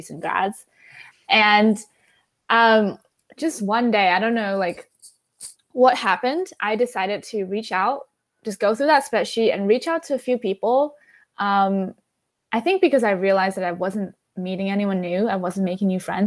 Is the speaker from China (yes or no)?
yes; Shanghai, China; moved away; also born or lived in Syracuse, New York; I'm originally from Shanghai